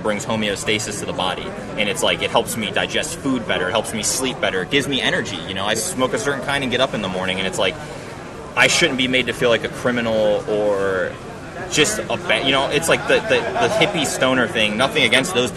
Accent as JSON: {"language": "English", "region": "Ohio", "country": "United States", "said": "I'm from Ohio too"}